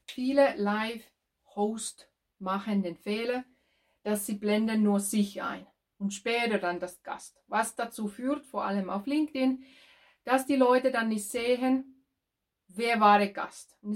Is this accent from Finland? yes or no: yes; Finland; German is a second language; now in Germany; ich bin ursprünglich aus Finnland und tätig als Ö- und Erbtrainerin.